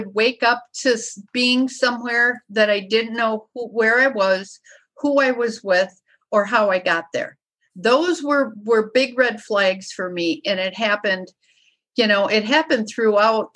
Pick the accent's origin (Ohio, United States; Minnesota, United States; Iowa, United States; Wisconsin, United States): Wisconsin, United States; the alcohol is just what we do in Wisconsin. I mean, that is just, we are like one of the top states in the nation of overindulgence of alcohol. I mean, we drink.